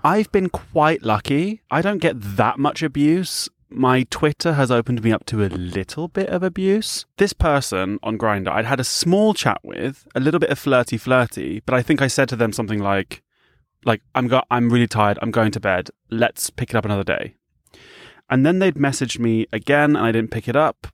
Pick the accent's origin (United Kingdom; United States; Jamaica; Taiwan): United Kingdom; I'm from the U K.